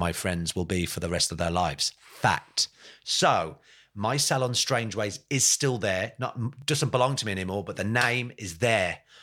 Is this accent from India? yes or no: no; England, United Kingdom; also born or lived in Ireland (ancestry) / Brixton / Essex; I'm from England